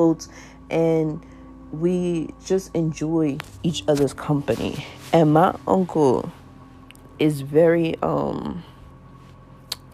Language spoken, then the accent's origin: English; New York City, New York, United States; I grew up in South Jamaica, Queens